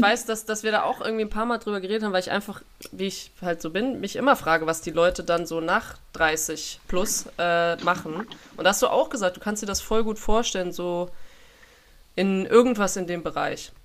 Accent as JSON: {"language": "German", "country": "Germany", "also_born_or_lived": "England / France", "moved": "as an adult", "said": "als Deutsche"}